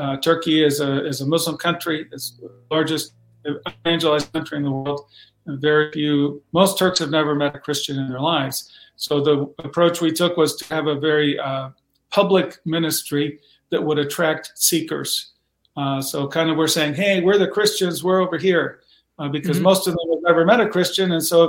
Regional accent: Mexico; Well, I grew up in Mexico. My parents were missionaries.

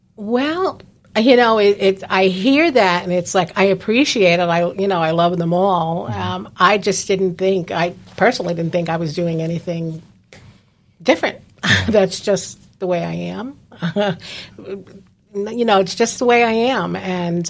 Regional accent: New Jersey, United States; moved away as an adult; now in Palm Coast, United States; I'm previously from New Jersey

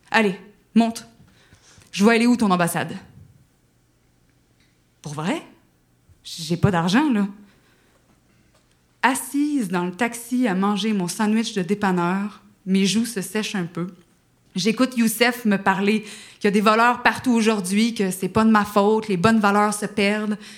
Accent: Quebec, Canada; je ne sais pas si vous avez remarqué avec mon accent que je suis euh, canadienne, euh, ben, québécoise

